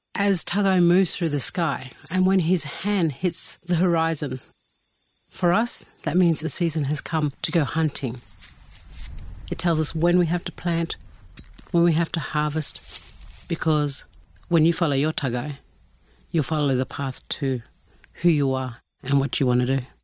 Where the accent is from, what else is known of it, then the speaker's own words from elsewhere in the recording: Torres Strait Islands, Queensland, Australia; I come from the Torres Straits.